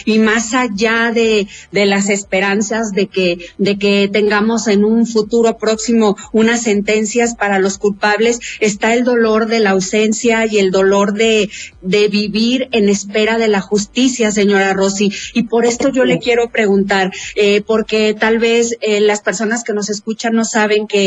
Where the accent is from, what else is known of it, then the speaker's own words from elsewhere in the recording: Mexico; como mexicanos